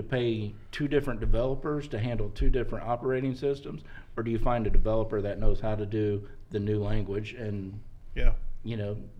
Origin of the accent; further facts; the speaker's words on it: Indianapolis, Indiana, United States; also born or lived in Brown County, Indiana / Georgia; I was born and raised right here on the south side of Indianapolis.